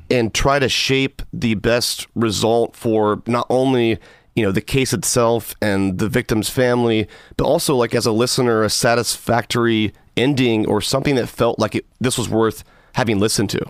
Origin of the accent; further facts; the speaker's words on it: Georgia, United States; my home state of Georgia